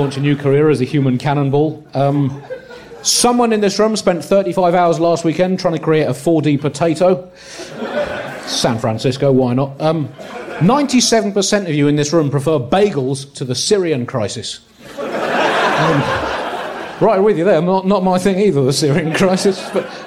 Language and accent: English; United Kingdom; I'm a British political comedian.